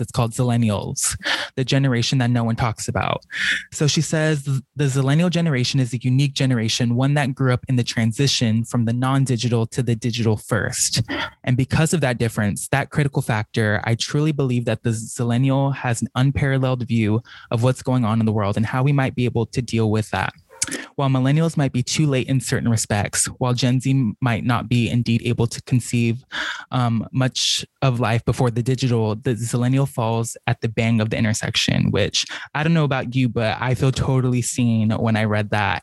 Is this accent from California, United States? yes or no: yes; Norwalk, California, United States; moved away as an adult; also born or lived in Buena Park, California; now in San Francisco, United States; I grew up in Orange County. So with my parents, I lived in Buena Park